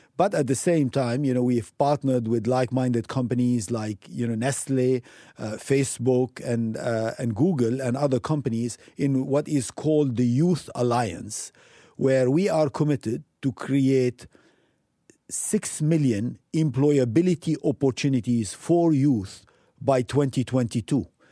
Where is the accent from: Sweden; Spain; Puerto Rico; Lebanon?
Lebanon; moved away as an adult; also born or lived in Africa / United States / Europe / Asia; I'm coming from Lebanon, you know, a small country